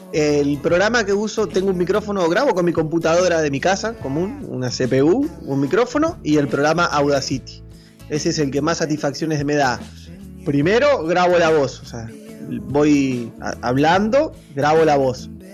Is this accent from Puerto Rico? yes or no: no; Argentina; also born or lived in Chivilcoy, Buenos Aires Province, Argentina; En la ciudad de Chivilcoy, en la provincia de Buenos Aires, en mi país Argentina.